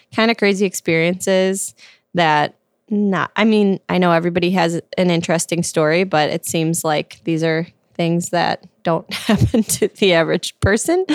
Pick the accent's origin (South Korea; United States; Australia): United States; Glen Ellyn, Illinois; now in Lombard, United States; I'm from the Midwest, Glen Ellen, Illinois, and I currently live in Lombard